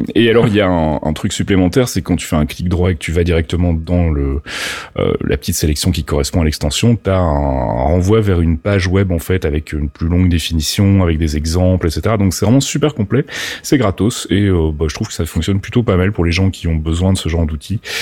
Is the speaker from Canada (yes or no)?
no; Belgium; accent: Belgian; mon accent belge ressort